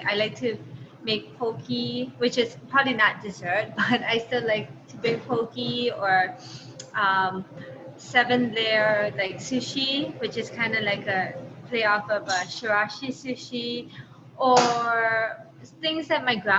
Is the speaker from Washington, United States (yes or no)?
no; Honolulu, Hawaii, United States; also born or lived in Hyde Park, New York; growing up in Hawaii